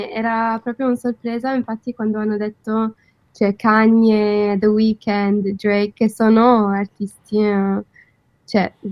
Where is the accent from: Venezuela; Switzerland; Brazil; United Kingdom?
United Kingdom; London; Italian is a second language; moved away as an adult; now in Milan, Italy; sono di Londra.